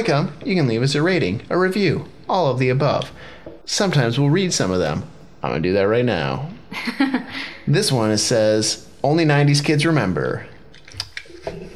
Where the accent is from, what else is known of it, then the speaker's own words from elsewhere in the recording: Chippewa Valley School District, Michigan, United States; I went to Dakota. I was in the Chippewa Valley School District.